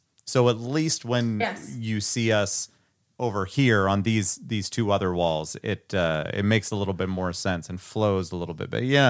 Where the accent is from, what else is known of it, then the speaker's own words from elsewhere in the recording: Iowa Falls, Iowa, United States; I was born in Iowa Falls, population 5.